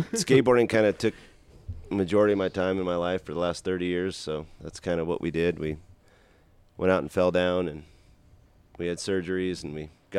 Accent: Fontana, California, United States; I grew up in Fontana, California.

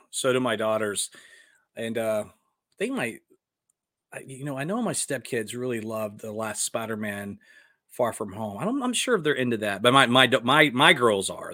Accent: Dallas, Texas, United States; moved away; also born or lived in Westwood, New Jersey; my hometown of Dallas

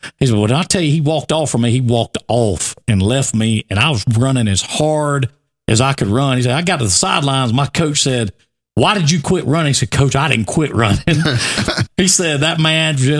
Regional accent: Brewton, Alabama, United States; I was from Bruton

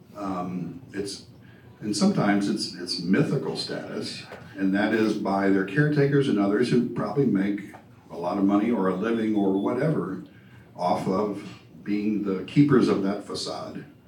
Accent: New Orleans, Louisiana, United States; moved away; I grew up in New Orleans

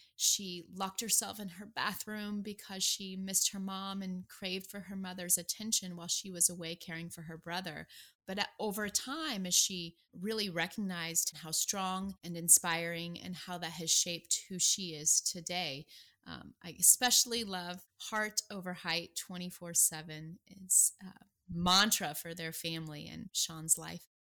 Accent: Nebraska, United States; I'm from Nebraska

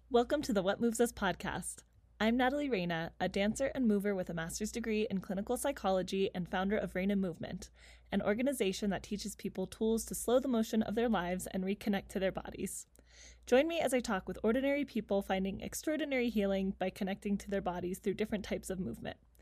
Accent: Palmdale, California, United States; I grew up in Palmdale, California

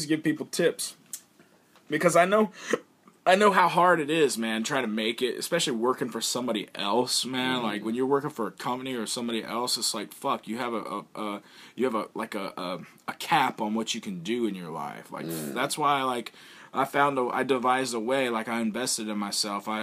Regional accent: Alabama, United States; moved away as an adult; now in Japan; I'm from Alabama, I'm a pro wrestler and a rapper

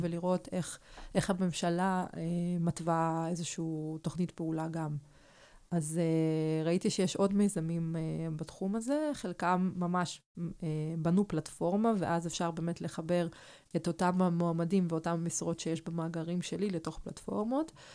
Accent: Arad, Southern District, Israel; Hebrew is a second language; also born or lived in Kyiv, Ukraine; כשהייתי בת תשע, אז, אה, המשפחה עלתה מקייב לערד

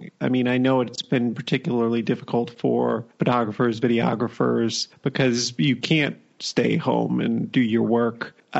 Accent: United States; moved away; It's a bit strange being an American abroad and seeing all this happening, but being so distant from it.

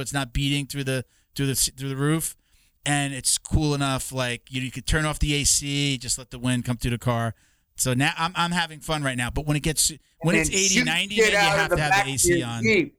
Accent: New York, United States; also born or lived in Delray Beach, Florida; now in Florida, United States; I'm from New York

